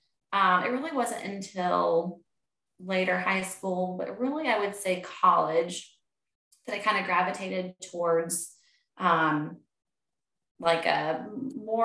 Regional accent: Charlotte, North Carolina, United States; also born or lived in Clemson, South Carolina; I grew up outside of Charlotte.

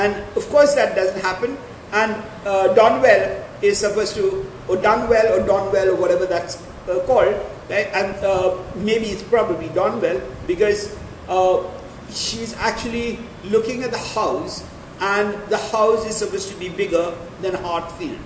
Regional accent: Pune, Maharashtra, India; now in Gujarat, India; I come from Maharashtra and I come from a place, I normally lived in a place called Pune

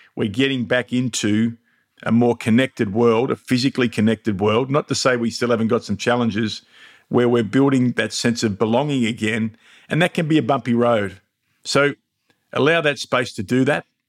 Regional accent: Mildura, Victoria, Australia; now in Melbourne, Australia; my hometown of Mildura

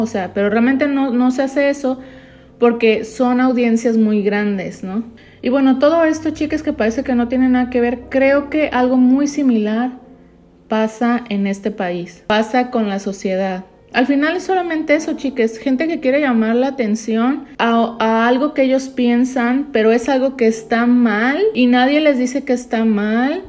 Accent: Mexico; now in United States; en México nos sentimos muy orgullosos.

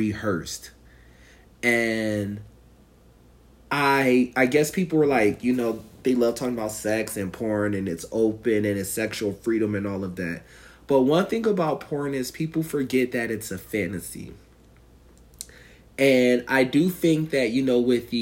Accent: Northeast, United States; You would think I'm from the South, but I'm from the Northeast

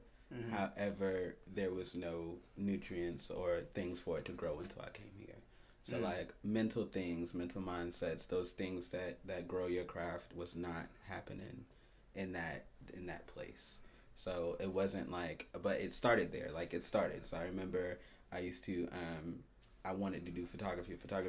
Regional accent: Petersburg, Virginia, United States; now in Columbus, United States; Okay. I was born in Petersburg, Virginia.

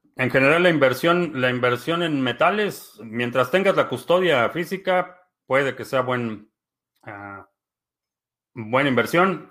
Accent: Mexico; now in United States; nací en México, vivo en Estados Unidos

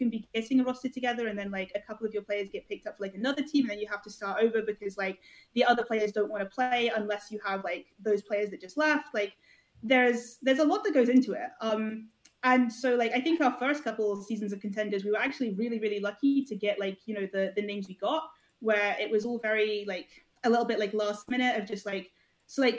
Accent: Scotland, United Kingdom; I'm Scottish

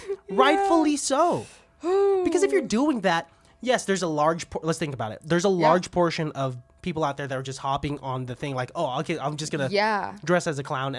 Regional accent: Benicia, California, United States; So we're from Benicia. And in Benicia, there's this road called Lake Herman Road.

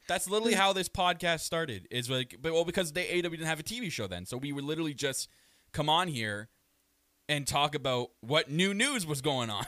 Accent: Canada; I am your Canadian prince

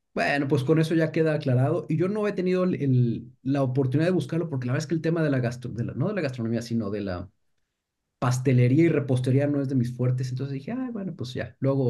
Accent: Mexico; siendo mexicano

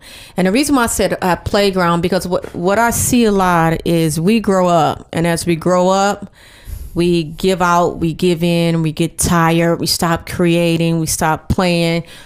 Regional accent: Cleveland, Ohio, United States; moved away as an adult; now in Atlanta, United States; I'm born and raised from Cleveland, Ohio

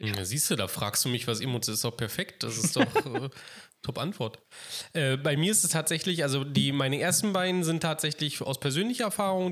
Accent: Berlin, Germany; Berlin, einfach weil es meine Heimatstadt ist und, und weil man eben sozusagen so Kindheitserinnerungen daran hat

